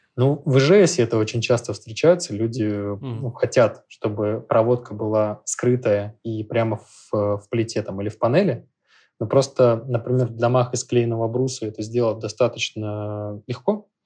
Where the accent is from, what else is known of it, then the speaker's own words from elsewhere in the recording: Saint Petersburg, Russia; Я, так как из Петербурга, у нас есть определенный фетиш по старению древесины